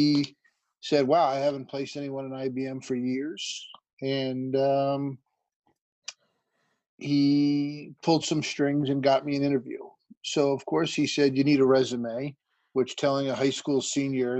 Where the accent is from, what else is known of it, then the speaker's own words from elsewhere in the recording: West Milford, New Jersey, United States; Born and raised in West Milford, New Jersey, in a broken family.